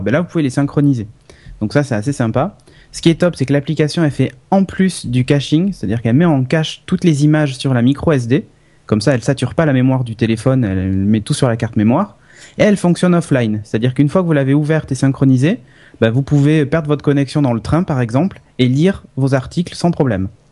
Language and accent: French; France; je suis français